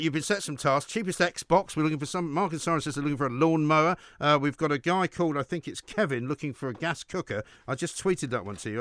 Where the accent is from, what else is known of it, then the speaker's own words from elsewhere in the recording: London, United Kingdom; I was born and raised in London